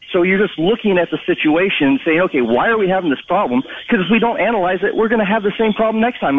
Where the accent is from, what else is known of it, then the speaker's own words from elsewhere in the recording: Keokuk County, Iowa, United States; now in Fort Myers, United States; From Keokuk County.